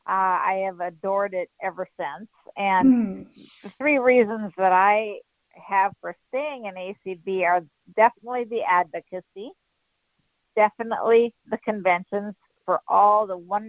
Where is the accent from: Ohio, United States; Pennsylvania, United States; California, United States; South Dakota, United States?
South Dakota, United States; I'm from South Dakota